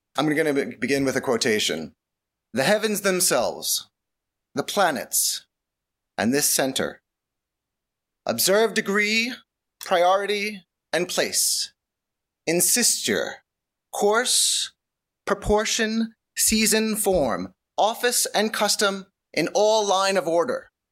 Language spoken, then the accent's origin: English; New York, United States; I am, I am from New York